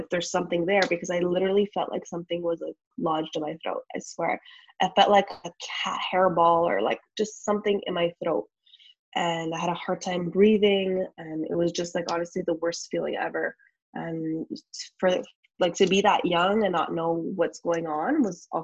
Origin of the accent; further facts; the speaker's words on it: Canada; also born or lived in Montreal; I live in Montreal. I'm from Canada.